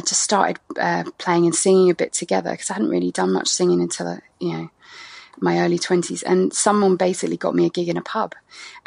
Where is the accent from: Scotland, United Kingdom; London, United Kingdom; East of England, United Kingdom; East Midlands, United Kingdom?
East of England, United Kingdom; Ipswich; moved away as an adult; also born or lived in Cardiff, Wales / Wiltshire / France; I ended up in Suffolk, in Ipswich to be precise, when I was about eight, and I grew up there till 18